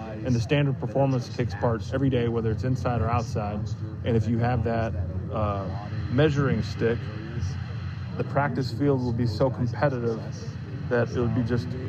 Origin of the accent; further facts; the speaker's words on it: California, United States; and we're from Northern California, so we're, there's nothing you can do because you can't simulate this environment.